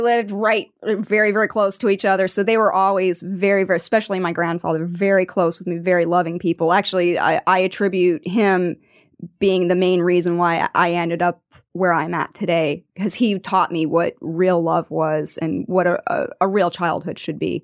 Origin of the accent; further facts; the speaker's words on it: Venice, Florida, United States; I am from Venice, Florida